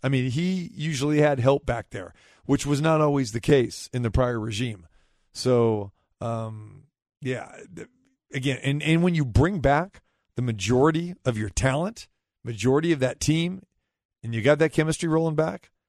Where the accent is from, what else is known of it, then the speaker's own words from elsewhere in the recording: Sacramento, California, United States; also born or lived in Wisconsin; now in Las Vegas, United States; originally, you know, born and raised in Sacramento